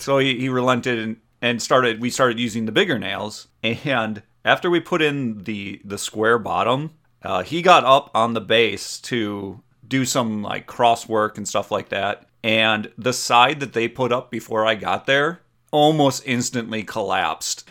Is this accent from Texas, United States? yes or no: no; Door County, Wisconsin, United States; I grew up in Door County, Wisconsin.